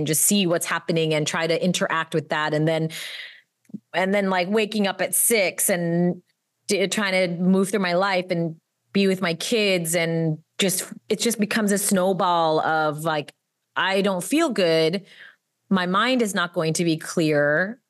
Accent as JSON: {"language": "English", "country": "United States", "said": "Like, I am American. I'm inherently complicit because I'm on stolen land."}